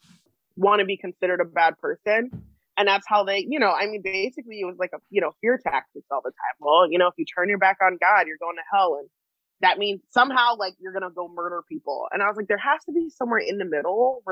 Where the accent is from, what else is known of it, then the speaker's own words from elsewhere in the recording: New Jersey, United States; moved away; also born or lived in Scranton, Pennsylvania / Illinois; I grew up in Jersey mostly, and then in NEPA and Scranton area